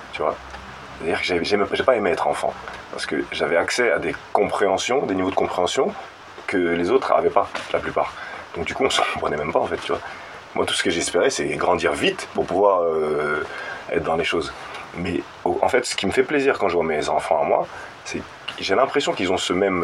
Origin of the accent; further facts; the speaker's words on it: Maurepas, Île-de-France, France; now in Élancourt, France; je suis pas d'Elancourt, je suis de Morpa, juste à côté, aux Friches, le quartier des Friches